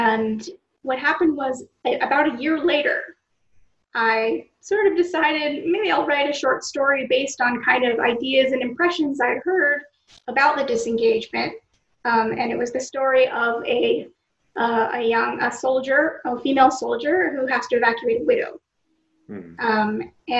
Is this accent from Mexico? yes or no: no; Israel; also born or lived in United States; other Americans who live here, I'm an Israeli because